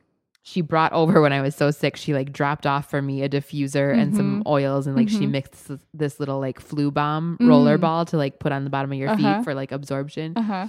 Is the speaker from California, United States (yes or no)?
no; Wisconsin, United States; moved away; I grew up in Wisconsin where it was super humid